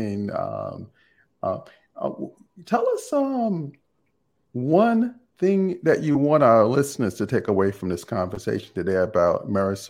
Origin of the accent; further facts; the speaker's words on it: Jamaica; I'm from Jamaica.